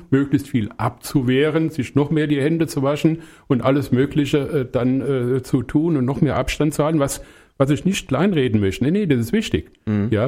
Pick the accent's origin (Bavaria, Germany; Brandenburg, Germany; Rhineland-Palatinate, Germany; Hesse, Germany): Hesse, Germany; Langenselbold; born there; now in Bad Orb, Germany; also wo ich herkomme, wird man sicherlich an der Sprache auch hören, aus dem Hessenland, hier aus meinem Kinzigkreis. Ich bin in Langenselbold geboren und äh, wohne jetzt seit 47,5 Jahren in Bad Orb.